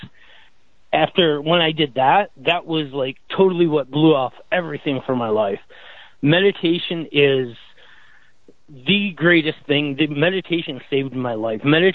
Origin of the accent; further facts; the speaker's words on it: Michigan, United States; moved away as an adult; now in Florida, United States; I'm from Michigan, but I live in Florida